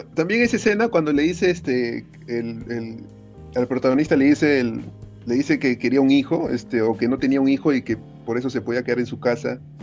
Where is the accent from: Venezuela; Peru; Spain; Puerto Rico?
Peru; Lima; yo que soy de Lima